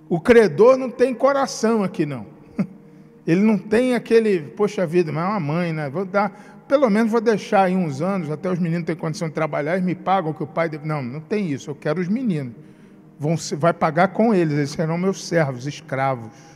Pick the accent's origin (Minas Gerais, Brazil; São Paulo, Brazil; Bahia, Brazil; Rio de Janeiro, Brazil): Rio de Janeiro, Brazil; now in Espírito Santo, Brazil; sou do Rio de Janeiro, como meu sotaque denuncia